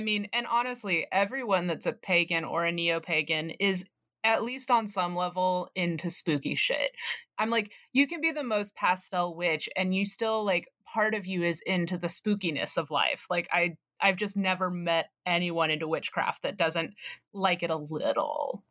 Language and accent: English; the South, United States; growing up in the South